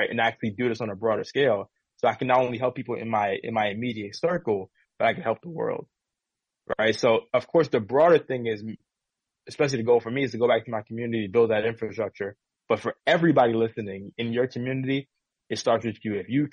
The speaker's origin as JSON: {"language": "English", "town": "New York City", "region": "New York", "country": "United States", "moved": "yes", "lives_now": "California, United States", "said": "especially being African American male coming from an inner city in the Bronx"}